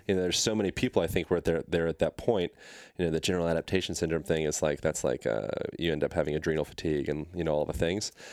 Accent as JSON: {"language": "English", "region": "Pennsylvania", "country": "United States", "tie": "born or raised there", "moved": "yes", "said": "I grew up in Pennsylvania"}